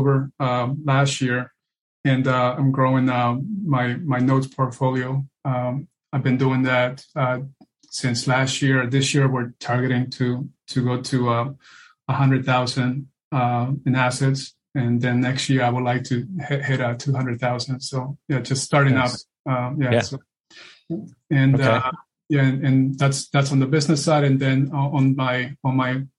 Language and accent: English; Peru; now in United States; I was born and raised in Peru, South America, and this was the home that I was raised.